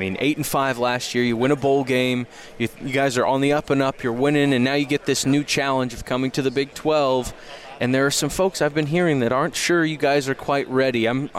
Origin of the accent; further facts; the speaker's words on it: Kansas, United States; I'm from Kansas